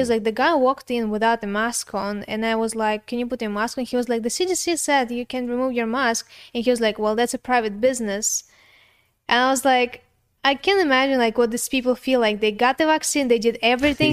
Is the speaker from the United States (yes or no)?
no; Russia; I'm white, but I'm Russian